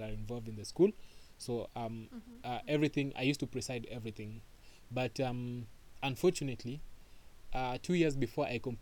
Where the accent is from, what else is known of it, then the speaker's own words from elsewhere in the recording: Nairobi, Kenya; also born or lived in Mombasa, Kenya; I am from Nairobi, Kenya. I grew up in between Nairobi and Mombasa.